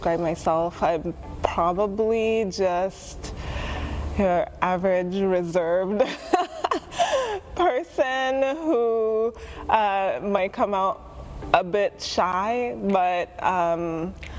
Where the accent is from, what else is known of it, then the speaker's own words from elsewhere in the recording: Kenya; now in United States; I grew up in Kenya